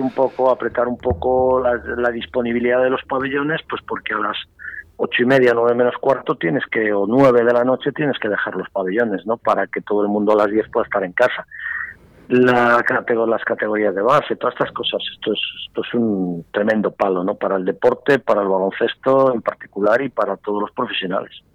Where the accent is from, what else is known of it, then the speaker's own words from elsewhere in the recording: Valladolid, Castile and León, Spain; yo soy pucelano